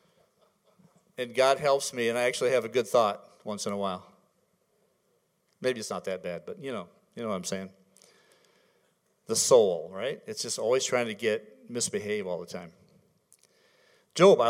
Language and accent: English; Michigan, United States; moved away; I'm from Michigan